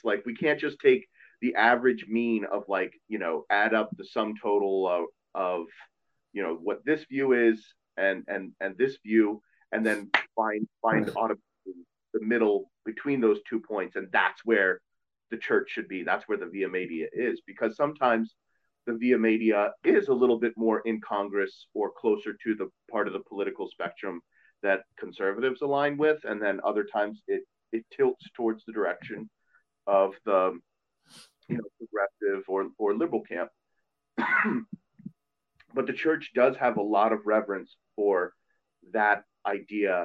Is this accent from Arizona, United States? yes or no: no; Montgomery County, Maryland, United States; growing up in Montgomery County